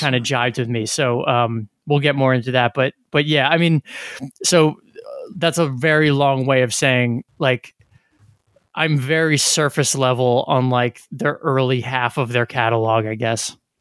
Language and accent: English; New Jersey, United States; We're from New Jersey